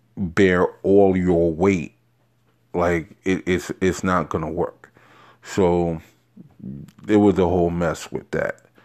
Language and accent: English; New York City, New York, United States; also born or lived in Queens, New York; I am born and bred in Har-, New York, Harlem, mostly a little bit of Queens, but, uh, you know, mostly, um, in Harlem, New York.